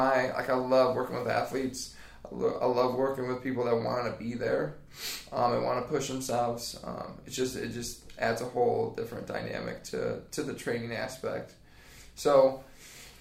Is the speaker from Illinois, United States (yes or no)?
no; Lowell, Indiana, United States; moved away as an adult; now in Mount Pleasant, United States; Lowell, Indiana